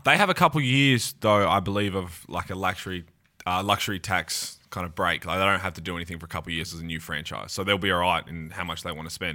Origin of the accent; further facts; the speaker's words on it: Australia; our Australian culture, you're right, backyard cricket or on the beach